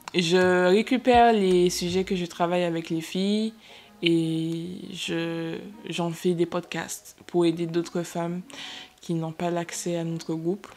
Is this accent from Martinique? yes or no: yes; Martinique; nous venons tous de Martinique